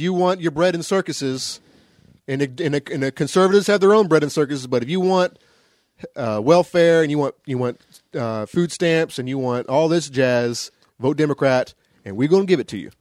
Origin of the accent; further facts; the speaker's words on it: the South, United States; I grew up in the South